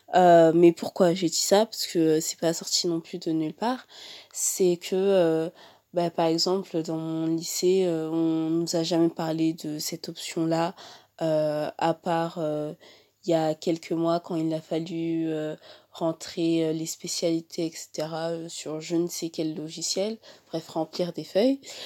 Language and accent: French; France; en tant que Français